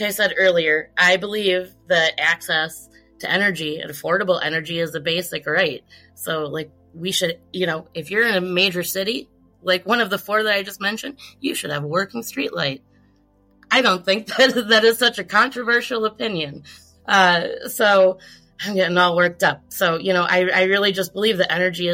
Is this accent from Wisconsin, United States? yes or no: yes; Milwaukee, Wisconsin, United States; my hometown of Milwaukee